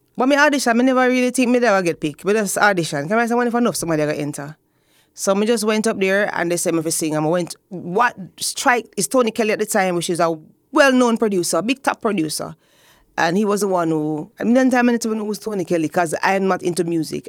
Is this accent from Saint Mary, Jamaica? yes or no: no; Spanish Town, Saint Catherine, Jamaica; I grew up in Spanish Town. Yes, the old capital